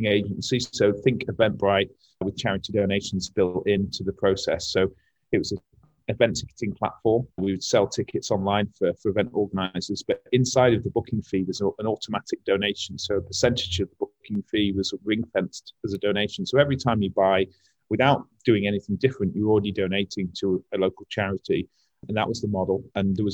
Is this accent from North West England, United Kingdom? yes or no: no; Sheffield, Yorkshire and the Humber, United Kingdom; I'm from Sheffield and I studied here as well.